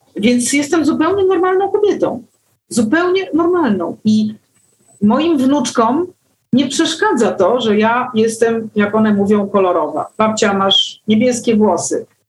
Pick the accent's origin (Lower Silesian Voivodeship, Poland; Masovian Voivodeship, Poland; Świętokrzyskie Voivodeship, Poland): Masovian Voivodeship, Poland; Warsaw; Ja się urodziłam w Warszawie. Jestem warszawianką z iluś tam pokoleń do tyłu i po prostu miasto jest moim takim naturalnym środowiskiem